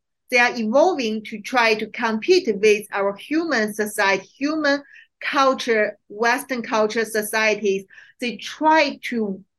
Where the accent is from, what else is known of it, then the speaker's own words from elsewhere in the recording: China; moved away as an adult; also born or lived in Hong Kong; now in United States; I grew up in China, I stayed there for almost 30 years, and also I work with many Chinese people. I studied there, even finished my PhD degree. But until I came to Hong Kong in 2012